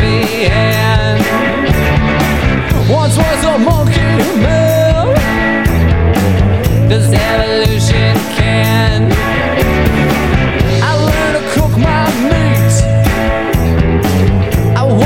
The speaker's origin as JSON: {"language": "English", "region": "Arkansas", "country": "United States", "said": "I'm just from Arkansas"}